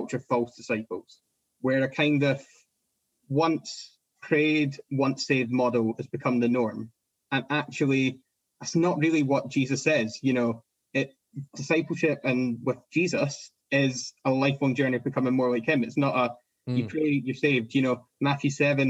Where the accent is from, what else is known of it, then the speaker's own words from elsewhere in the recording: United Kingdom; as British people